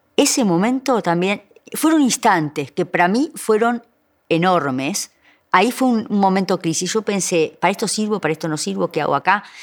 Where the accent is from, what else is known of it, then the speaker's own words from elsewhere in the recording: Florida, Uruguay; Yo soy de Florida